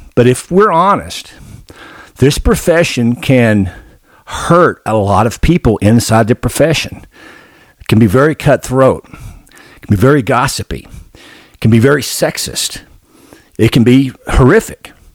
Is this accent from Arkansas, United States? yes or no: yes; Arkansas, United States; I grew up in Arkansas